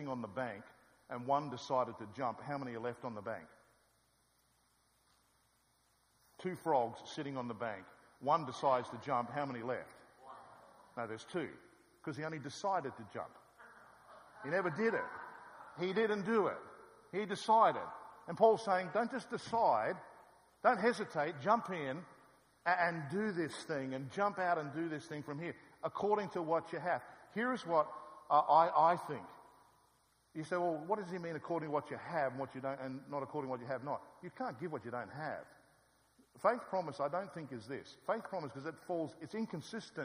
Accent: Australia; I'm come from Australia

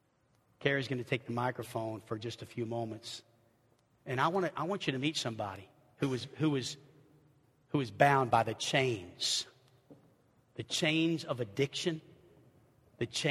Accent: New Orleans, Louisiana, United States; now in Arkansas, United States; I'm from New Orleans

